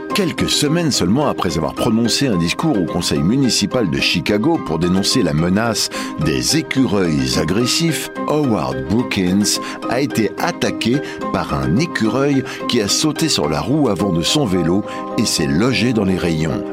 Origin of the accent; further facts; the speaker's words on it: France; On revient chez nous en France